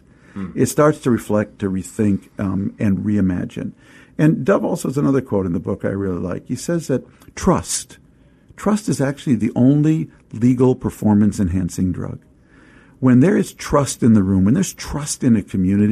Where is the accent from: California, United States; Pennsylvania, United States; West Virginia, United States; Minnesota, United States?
Minnesota, United States; St. Louis Park; the amazing community I grew up in outside of Minneapolis, a small town/suburb called St. Louis Park.